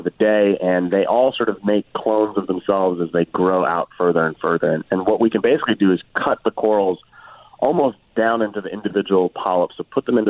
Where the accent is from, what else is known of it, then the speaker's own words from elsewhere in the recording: Washington, District of Columbia, United States; I'm from Washington, D.C.